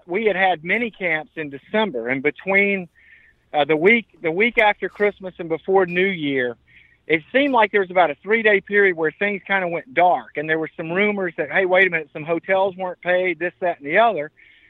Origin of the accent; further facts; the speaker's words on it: Mobile, Alabama, United States; Mobile, which is my hometown